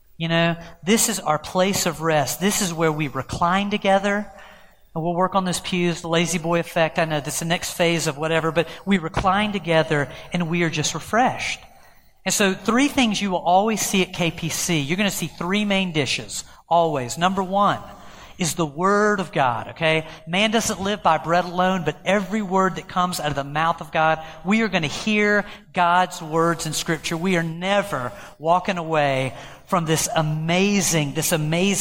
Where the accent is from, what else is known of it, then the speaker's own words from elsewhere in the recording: United States; as an American Christian